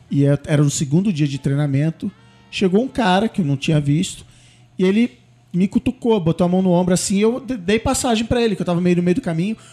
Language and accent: Portuguese; Brazil; moved away as an adult; also born or lived in Canada / United States; eu sou brasileiro